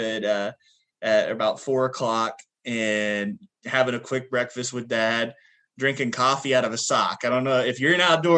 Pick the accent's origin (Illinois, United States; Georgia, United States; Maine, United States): Illinois, United States; Du Quoin; I was born in Southern Illinois, very bottom of the state. So we're closer to Paducah, Kentucky and Tennessee than we are to Chicago